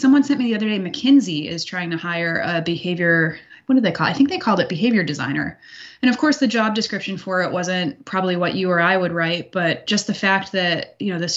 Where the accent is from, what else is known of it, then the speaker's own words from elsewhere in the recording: United States; I'm born and raised in the United States.